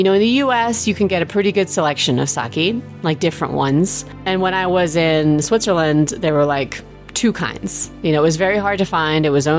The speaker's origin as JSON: {"language": "English", "region": "England", "country": "United Kingdom", "tie": "born or raised there", "said": "You know, I was raised in England."}